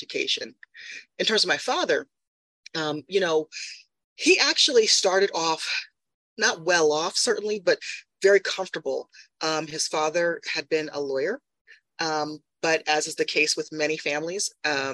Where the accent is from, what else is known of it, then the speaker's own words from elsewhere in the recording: New Haven, Connecticut, United States; I'm originally from New Haven, Connecticut